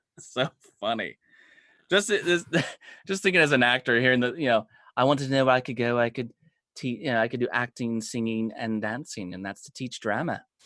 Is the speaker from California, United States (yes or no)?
yes; Los Angeles County, California, United States; this small little town, uh, in L A County